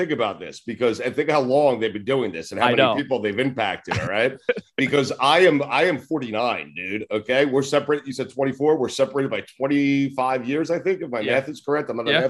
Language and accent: English; New York, United States; now in South Florida, United States; where I grew up in New York